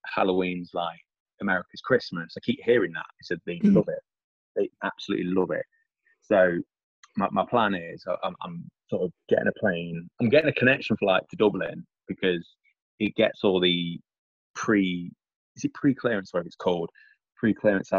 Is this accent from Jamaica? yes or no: no; England, United Kingdom; this English guy